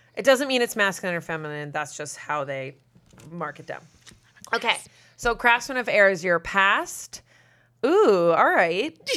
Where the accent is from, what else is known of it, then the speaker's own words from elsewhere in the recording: Massachusetts, United States; I'm from, I'm from Massachusetts, very close to Salem. Like, I grew up in spooky Massachusetts with, like, fog over the ocean